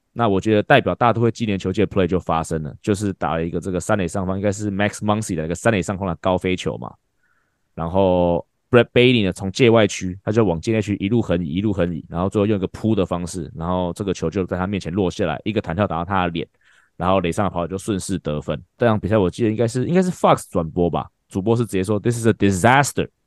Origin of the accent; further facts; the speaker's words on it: Taiwan; 我们台湾人